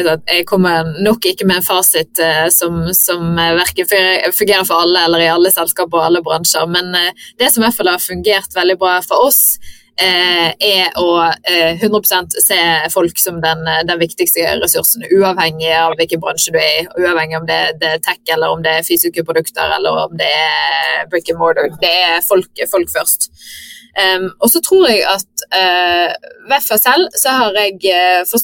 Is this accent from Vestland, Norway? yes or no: yes; Bergen, Vestland, Norway; now in Stockholm, Sweden; føler liksom det å ha flyttet til Stockholm og ut av landet er liksom litt mer greit enn det å, som bergenser å flytte til Oslo, så jeg har fått eh, tommel opp hjemmefra.